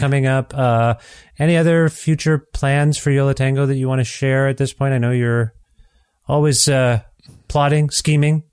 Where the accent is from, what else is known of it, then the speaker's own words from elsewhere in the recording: Canada; as a Canadian